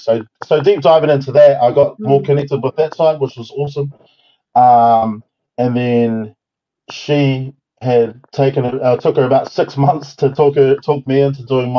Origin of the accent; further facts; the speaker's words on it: Christchurch, Canterbury, New Zealand; I grew up in Papa Nui in Christchurch. I'm of Māori and Tongan descent, with a little sprinkle of everything else in there.